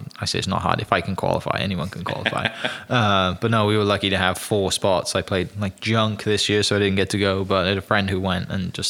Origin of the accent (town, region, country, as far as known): Wales, United Kingdom